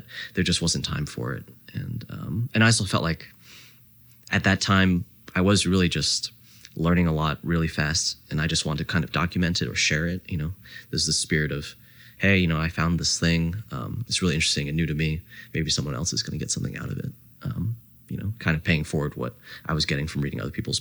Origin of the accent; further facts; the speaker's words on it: New Jersey, United States; also born or lived in Canada; I grew up in New Jersey